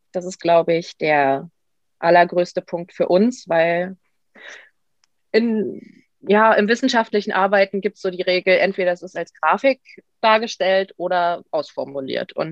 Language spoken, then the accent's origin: German; Brandenburg, Germany; Und ich komme aus der Nähe von Potsdam, wo ich auch studiere.